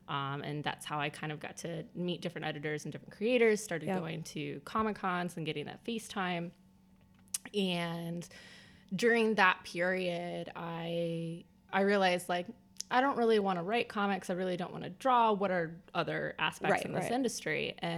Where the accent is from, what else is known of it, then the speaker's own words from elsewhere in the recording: Midwest, United States; Yeah, well, I'm from the Midwest.